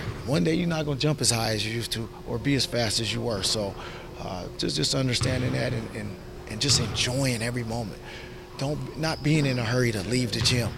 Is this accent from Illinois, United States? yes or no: no; Seattle, Washington, United States; growing up in Seattle, a guy like Doug Christie from the neighborhood came back and kind of mentored everybody